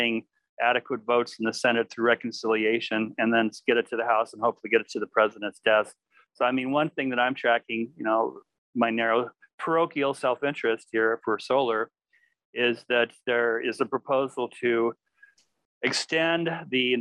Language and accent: English; Palo Alto, California, United States; where I was born in Palo Alto